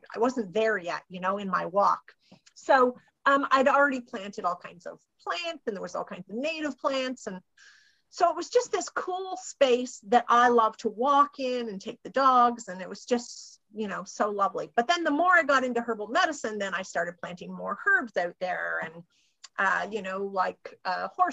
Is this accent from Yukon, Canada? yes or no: no; Ontario, Canada; I'm from Ontario